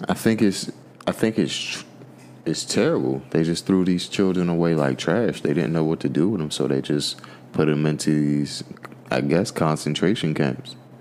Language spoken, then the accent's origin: English; United States; I'm African American